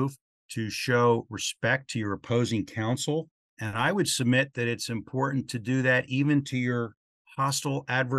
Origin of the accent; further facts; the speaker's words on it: Baltimore, Maryland, United States; my hometown of Baltimore